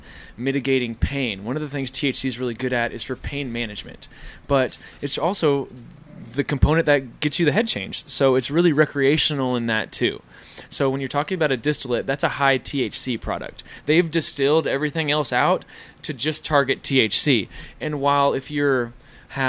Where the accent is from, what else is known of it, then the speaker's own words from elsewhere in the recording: Tulsa, Oklahoma, United States; Tulsa, Oklahoma